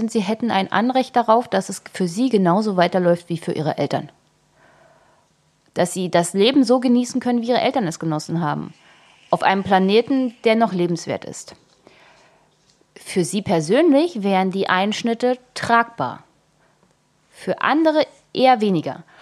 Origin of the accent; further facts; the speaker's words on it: East Germany, Germany; also ich bin in der DDR geboren.